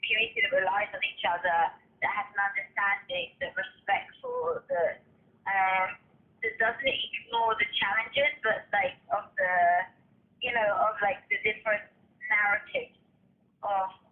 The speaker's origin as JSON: {"language": "English", "region": "London", "country": "United Kingdom", "tie": "born or raised there", "moved": "yes", "lives_now": "Israel", "said": "I grew up in London, which is pretty multicultural"}